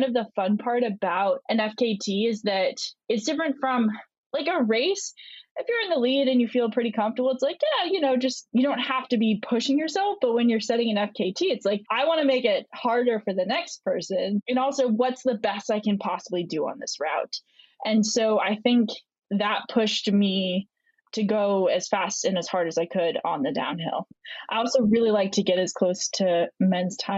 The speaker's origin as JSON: {"language": "English", "region": "Vermont", "country": "United States", "tie": "born or raised there", "also_born_or_lived": "Italy / Florida", "moved": "yes", "said": "I grew up in Vermont."}